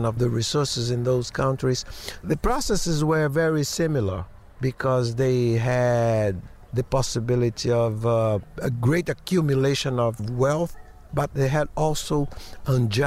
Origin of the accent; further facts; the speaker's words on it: Bahia, Brazil; in Bahia also, in my hometown